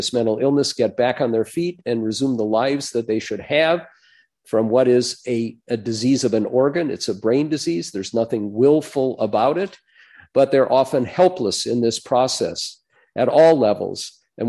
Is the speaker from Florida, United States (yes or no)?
no; Minnesota, United States; moved away as an adult; now in Washington, D.C., United States; I'm a Minnesotan. I was born here